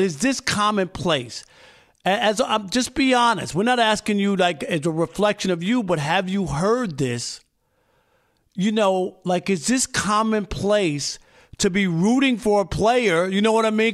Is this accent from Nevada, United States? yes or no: no; New York, United States; growing up in New York